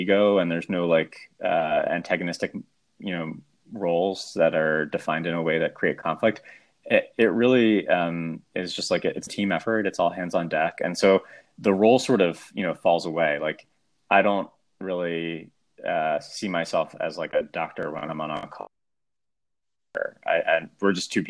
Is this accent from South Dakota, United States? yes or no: no; Abington, suburb of Philadelphia, Pennsylvania, United States; moved away as an adult; now in New York, United States; a suburb of Philadelphia called Addington